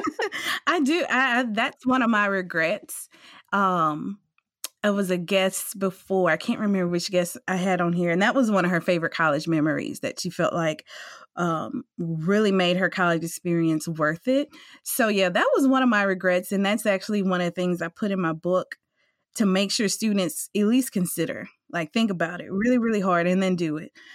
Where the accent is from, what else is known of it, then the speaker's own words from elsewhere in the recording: Amite, Louisiana, United States; I'm from a little city called A Meek